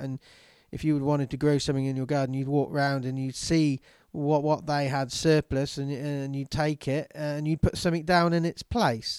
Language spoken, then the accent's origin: English; England, United Kingdom; I'm English